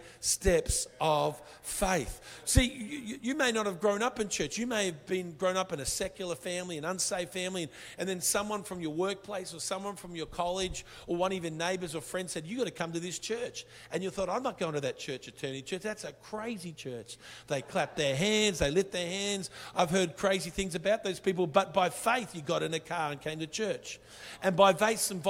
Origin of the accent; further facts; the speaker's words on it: Brisbane, Queensland, Australia; accent: Australian; we come from Brisbane